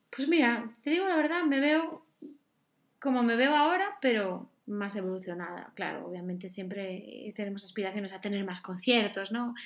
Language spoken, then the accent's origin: Spanish; Galicia, Spain; moved away as an adult; now in Madrid, Spain; actualmente vivo en Madrid, pero soy de Galicia